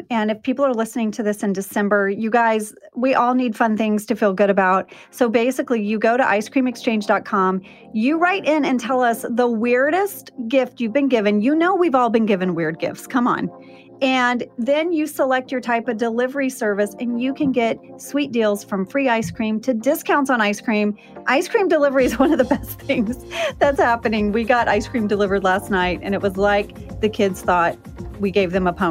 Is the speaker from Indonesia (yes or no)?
yes; Jakarta, Indonesia; So, I grew up overseas. I grew up in Jakarta, Indonesia. My dad was a drilling engineer, and we would go to Bali quite a bit.